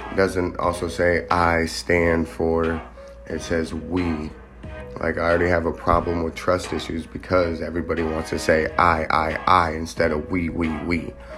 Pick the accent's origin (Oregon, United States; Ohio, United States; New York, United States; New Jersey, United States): Ohio, United States; moved away; I come from Ohio, which is, uh, I was, uh, we'll just say, most of my family still resides in Ohio